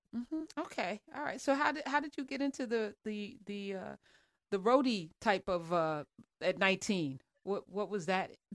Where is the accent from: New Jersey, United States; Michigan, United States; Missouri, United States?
New Jersey, United States; I'm from Jersey